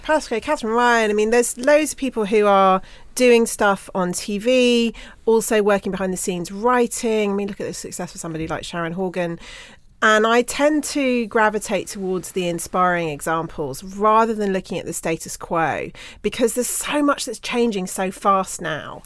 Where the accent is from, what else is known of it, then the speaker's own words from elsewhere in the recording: Bruton, South West England, United Kingdom; Growing up in Bruton in Somerset